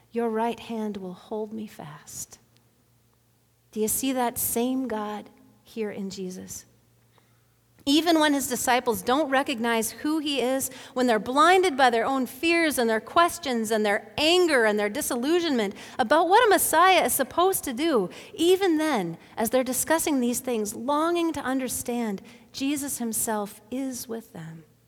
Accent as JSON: {"language": "English", "town": "Bemidji", "region": "Minnesota", "country": "United States", "tie": "born or raised there", "said": "Back in the eighties, when I was growing up in Bemidji"}